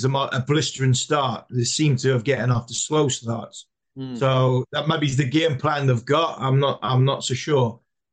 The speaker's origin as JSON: {"language": "English", "region": "England", "country": "United Kingdom"}